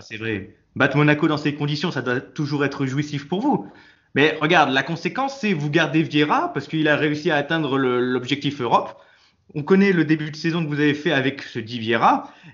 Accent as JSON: {"language": "French", "town": "Nice", "region": "Provence-Alpes-Côte d'Azur", "country": "France", "tie": "born or raised there", "said": "je suis né à Nice"}